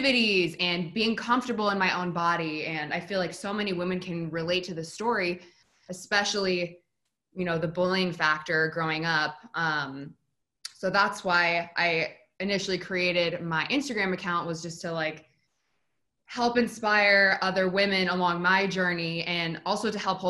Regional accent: Spokane, Washington, United States; moved away; I'm originally from Spokane, Washington, which is a pretty small town

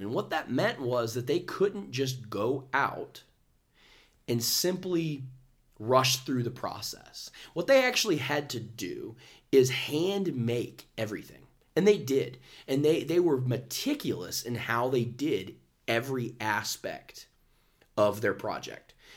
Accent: Dayton, Ohio, United States; Dayton, Ohio. Um, which is where Caleb and I are from. We're from, we're from Ohio

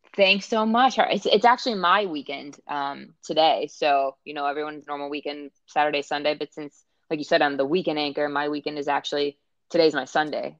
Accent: Pittsburgh, Pennsylvania, United States; now in Cincinnati, United States; I was born and raised there.

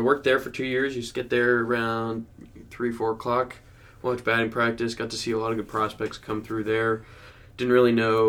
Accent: New Jersey, United States; I grew up in New Jersey

